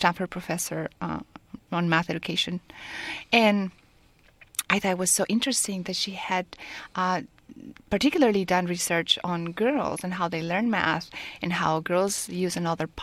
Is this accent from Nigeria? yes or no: no; Mexico; moved away as an adult; also born or lived in France / California; now in Silicon Valley, United States; I was born in Mexico, and I have lived in France because I did my MBA over there in HEC-Paris